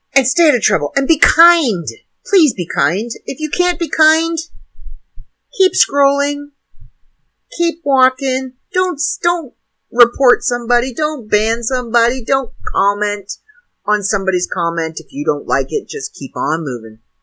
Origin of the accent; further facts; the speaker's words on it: Canada; now in United States; not an American, I'm Canadian.